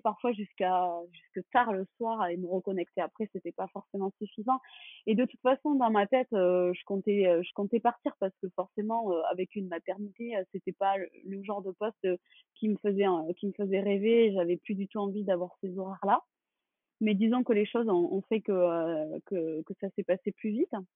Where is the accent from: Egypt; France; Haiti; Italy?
France; Toulouse, Occitania; moved away as an adult; now in Bordeaux, France; je suis originaire de Toulouse